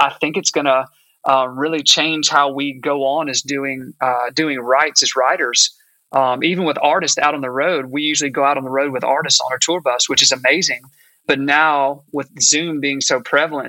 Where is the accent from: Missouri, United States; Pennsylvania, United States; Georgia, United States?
Georgia, United States; Augusta; moved away as an adult; now in Nashville, United States; I'm actually from Augusta, Georgia, but I moved to Nashville when I got out of college, gosh, about 20 years ago